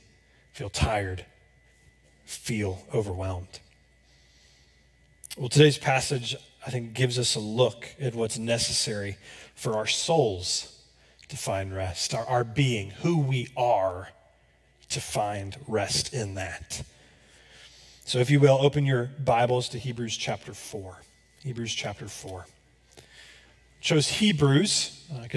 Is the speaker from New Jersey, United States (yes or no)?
no; Florida, United States; moved away as an adult; now in Johnson County, Kansas, United States; I'm from Florida, so it rains pretty much every day